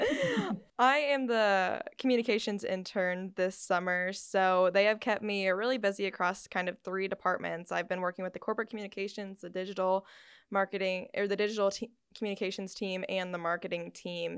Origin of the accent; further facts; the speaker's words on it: Iowa, United States; I'm also from Iowa